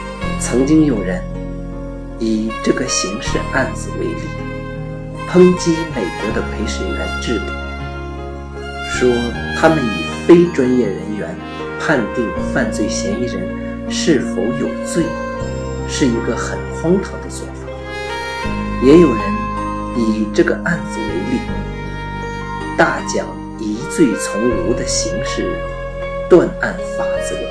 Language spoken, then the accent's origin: Chinese; China; 我作为一个中国人，当然无从知晓